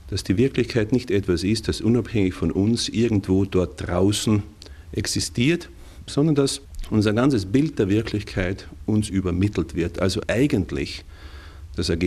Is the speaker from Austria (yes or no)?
yes; Austria; Mein Vater kam aus Böhmen, meine Mutter war Italienerin. Auf diese Weise bin ich ein richtiger Österreicher.